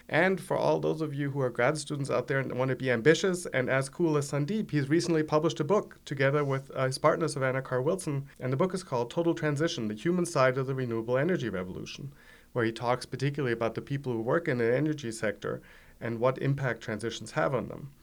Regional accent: Germany; accent: German; English is a second language; moved away; as you all can hear from my accent, I'm German originally

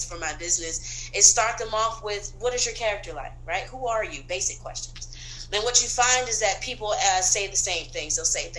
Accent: the South, United States; also born or lived in Brooklyn; now in Atlanta, United States; So I am from originally the South. My parents born and raised in Florida, different parts of Florida. I frequented Florida.

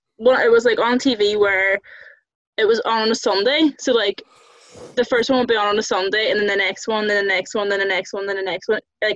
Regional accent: Derry, Northern Ireland, United Kingdom; I'm from Derry, Londonderry.

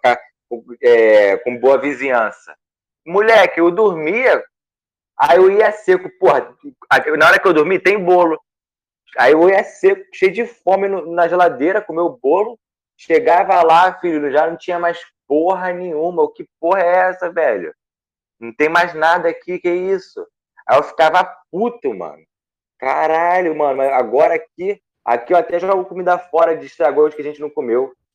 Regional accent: Goiânia, Goiás, Brazil; Sou de Goiânia.

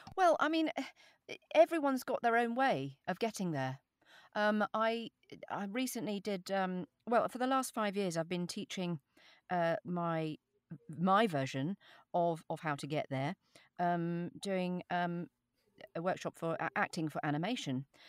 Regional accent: England, United Kingdom; accent: standard RP

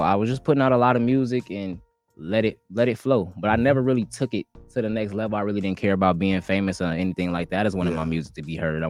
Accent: Indiana, United States; a lot of my fans know me and know that I'm from Indiana originally.

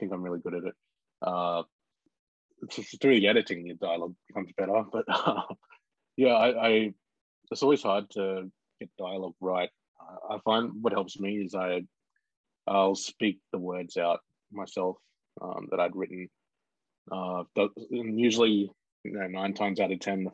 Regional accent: Bega, New South Wales, Australia; I grew up in Bega on the far south coast, New South Wales

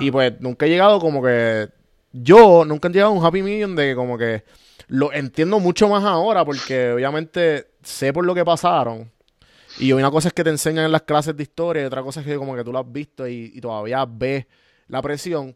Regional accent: Puerto Rico; now in Atlanta, United States; nosotros como boricua, que tenemos el, el, colonialismo bien activo

